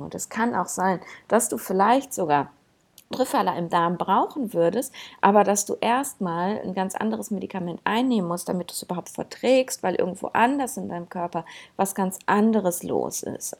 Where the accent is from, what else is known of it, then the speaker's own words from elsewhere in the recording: Germany; bei uns in Deutschland